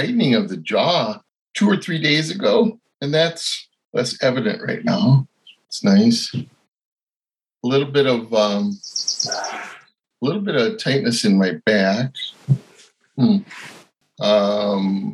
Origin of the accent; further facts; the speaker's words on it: United States; I hail from Dakota country